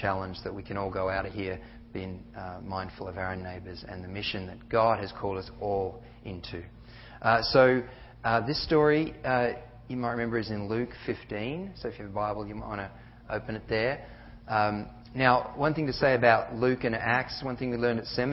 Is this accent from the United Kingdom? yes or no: no; Australia; moved away as an adult; I've got a funny accent because I'm from Australia, and I came in 98